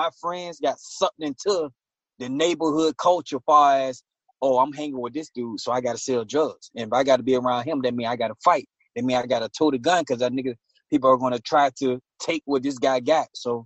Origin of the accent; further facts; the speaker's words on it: Portsmouth, Virginia, United States; I'm from downtown Portsmouth. I was born and raised